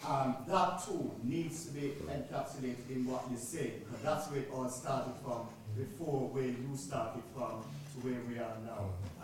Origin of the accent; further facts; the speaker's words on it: Jamaica; also born or lived in Kingston, Jamaica; now in United Kingdom; I was born in Britain. But my accent isn't British. I was born here but grew up in Jamaica. So from 1959 to 1979, I lived in Kingston, Jamaica, taught in the high schools here